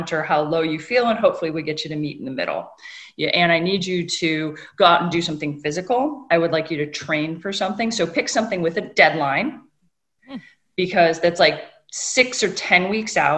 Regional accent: Northern Michigan, United States; I grew up in Northern Michigan on lakes in between the two largest inland lakes

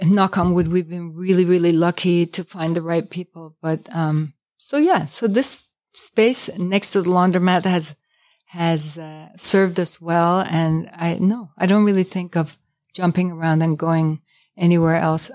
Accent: New York City, New York, United States; moved away as an adult; as a New Yorker

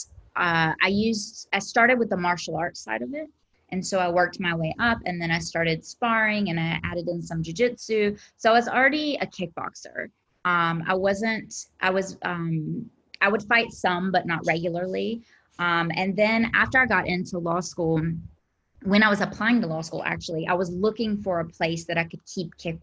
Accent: South Carolina, United States; I'm from South Carolina.

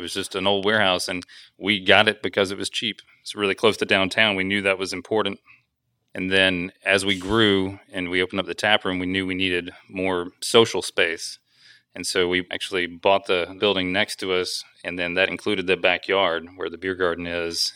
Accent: Huntsville, Alabama, United States; I'm from Alabama

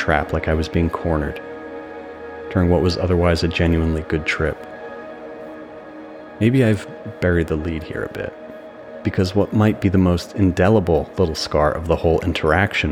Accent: New Jersey, United States; my hometown in New Jersey

